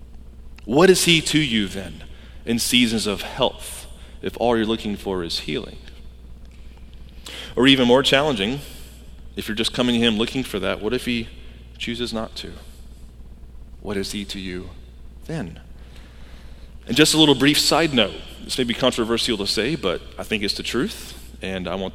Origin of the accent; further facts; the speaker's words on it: Georgia, United States; I grew up in Georgia